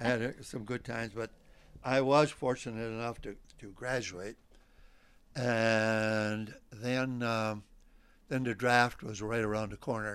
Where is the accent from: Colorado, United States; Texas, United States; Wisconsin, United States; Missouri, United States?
Wisconsin, United States; Port Washington; now in Lac La Belle, United States; I'm originally from Port Washington, Wisconsin